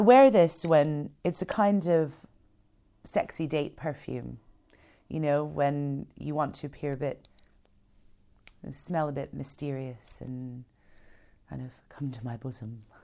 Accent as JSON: {"language": "English", "country": "United States", "said": "being American"}